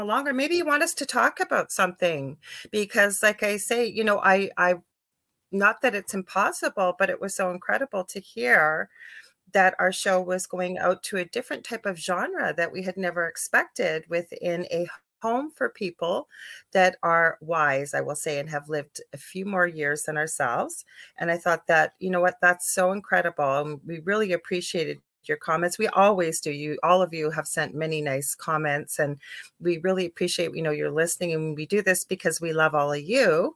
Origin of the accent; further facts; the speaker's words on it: Canada; I'm a Canadian clairvoyant medium